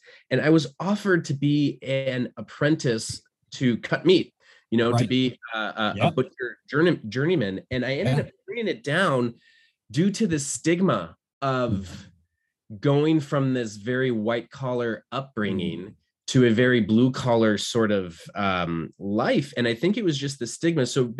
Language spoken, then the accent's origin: English; United States; moved away as an adult; also born or lived in Milwaukee, Wisconsin; now in Scotland, United Kingdom; I grew up in the States